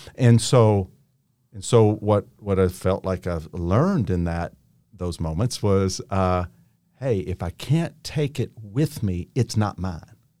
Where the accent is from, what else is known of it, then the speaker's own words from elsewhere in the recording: Henderson, Kentucky, United States; also born or lived in Newburgh, Indiana; I am from Henderson, Kentucky.